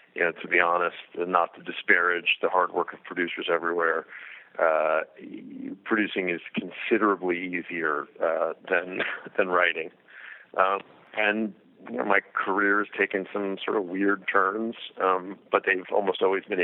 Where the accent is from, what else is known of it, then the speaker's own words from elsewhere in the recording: Los Angeles, California, United States; I grew up in Los Angeles, and my family was in the music end of the business